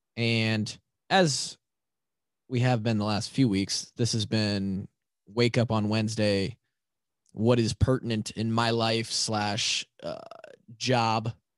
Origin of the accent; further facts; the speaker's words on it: Marshalltown, Iowa, United States; Twenty thirteen, I come from Marshalltown to Iowa City